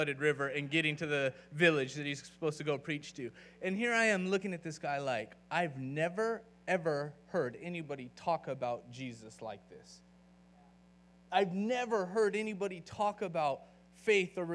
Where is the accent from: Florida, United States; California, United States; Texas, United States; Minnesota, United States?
California, United States; moved away as an adult; now in Austin, United States; I'm from California, so I can be kind of laid back